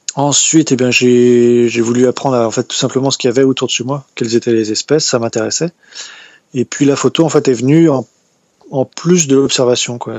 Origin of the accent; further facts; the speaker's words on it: Brittany, France; je suis de Bretagne, dans le Morbihan